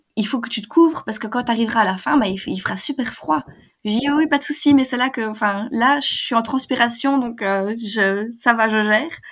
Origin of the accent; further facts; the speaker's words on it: Belgium; je suis belge